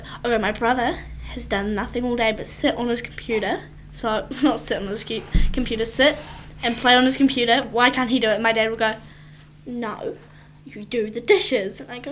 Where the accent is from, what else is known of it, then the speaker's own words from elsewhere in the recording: United Kingdom; I'm British.